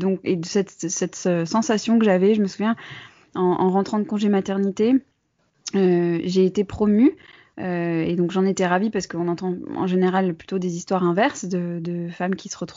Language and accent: French; Bordeaux, Nouvelle-Aquitaine, France; also born or lived in United States; l'influence de mon enfance aux États-Unis sur le contenu et sur le ton de ce que je fais, de ce que ça signifie lancer un projet depuis la province. ben oui, parce que je suis bordelaise.